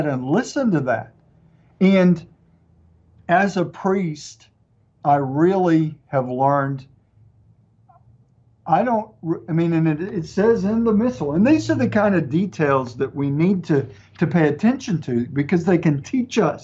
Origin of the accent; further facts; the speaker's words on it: East Texas, United States; accent: East Texas, mixed; my accent, a little bit mixed with East Texas and a few other things